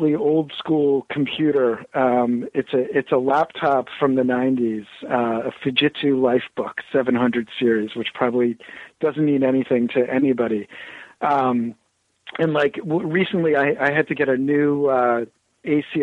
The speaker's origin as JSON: {"language": "English", "town": "Bloomington", "region": "Indiana", "country": "United States", "tie": "born or raised there", "also_born_or_lived": "Ohio", "moved": "yes", "lives_now": "New Hampshire, United States", "said": "I'm actually from the Midwest, originally born in Ohio, and then, you know, my first conscious years were in Bloomington, Indiana."}